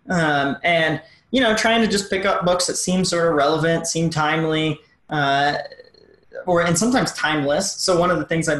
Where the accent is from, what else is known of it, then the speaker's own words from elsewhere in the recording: Missouri, United States; I'm a girl from Missouri